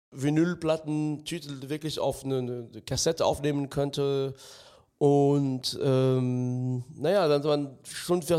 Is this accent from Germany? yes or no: no; France; German is a second language; ich bin im ganz Minidorf in Frankreich aufgewachsen. Das heißt, die Anzahl und die Art der, der Schallplatten, die es, die es zu kaufen gab, war sehr, sehr übersichtlich.